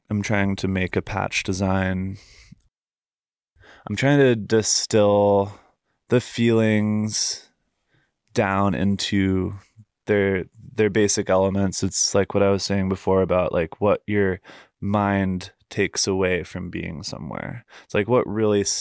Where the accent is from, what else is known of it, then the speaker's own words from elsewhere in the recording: Fairfax, United States; I think when you're growing up in Fairfax, it's it's hard to really realize how good you've got it as far as your surroundings go.